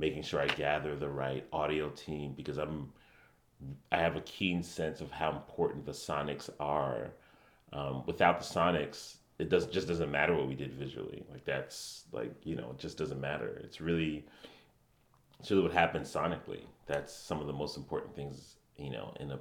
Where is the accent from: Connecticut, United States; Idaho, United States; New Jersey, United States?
Connecticut, United States; I did grow up in Connecticut. Yeah, I grew up here in Connecticut.